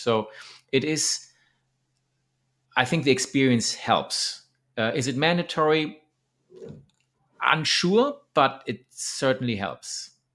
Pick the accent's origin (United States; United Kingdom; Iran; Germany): Germany; moved away as an adult; now in Thailand; Germany, my hometown